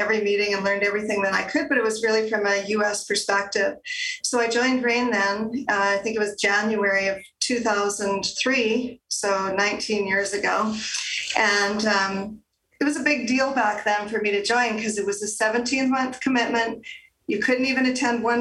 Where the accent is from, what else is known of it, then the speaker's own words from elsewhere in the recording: Calgary, Alberta, Canada; also born or lived in Gravelbourg, Saskatchewan / Moose Jaw, Saskatchewan / Pincher Creek, Alberta; I grew up there until I was 10 and then moved to the big city of Calgary. I've been here ever since